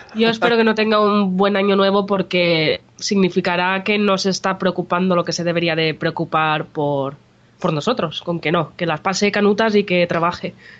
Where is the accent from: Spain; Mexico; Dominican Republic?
Spain; Jijona, Valencian Community